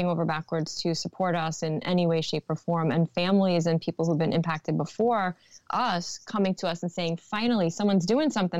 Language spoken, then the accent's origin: English; New York City, New York, United States; Born and raised in Brooklyn